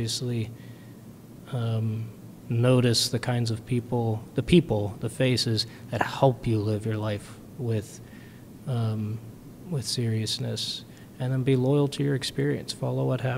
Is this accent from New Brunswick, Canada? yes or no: yes; New Brunswick, Canada; moved away; I am from New Brunswick, Canada, originally.